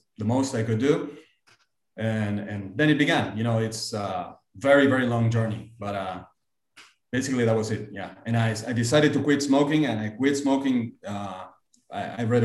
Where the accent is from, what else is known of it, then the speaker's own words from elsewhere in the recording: Argentina; also born or lived in United States; I came back to Argentina